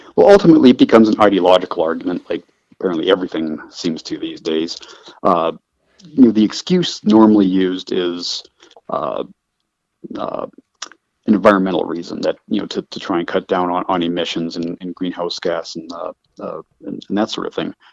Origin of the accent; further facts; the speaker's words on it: Calgary, Alberta, Canada; moved away; I'm from Canada. I was born in Calgary, uh, Calgary, Alberta